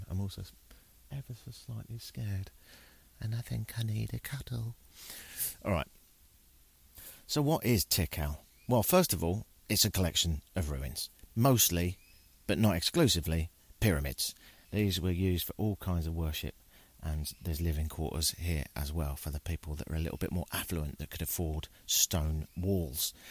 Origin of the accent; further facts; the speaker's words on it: United Kingdom; I'm from Britain, so everything's the woods to me. But yeah, you don't see a lot of toucans in Britain or howler monkeys